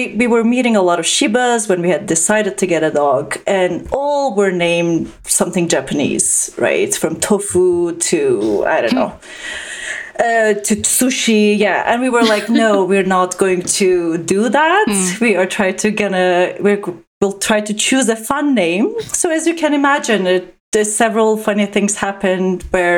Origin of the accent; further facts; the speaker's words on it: Turkey; moved away as an adult; also born or lived in Canada; growing up in Turkey